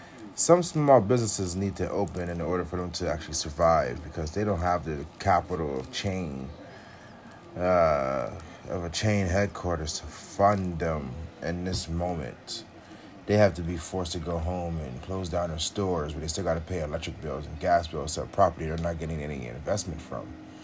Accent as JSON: {"language": "English", "country": "United States", "said": "because essentially I'm American."}